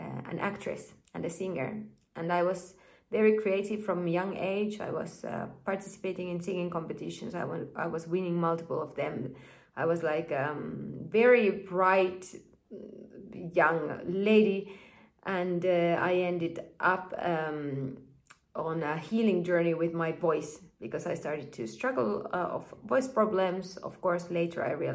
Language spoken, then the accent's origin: English; Finland; I was born and raised in Finland.